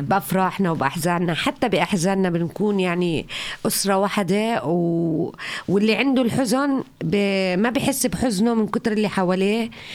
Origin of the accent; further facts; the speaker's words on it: Jordan; now in Flensburg, Germany; من الأردن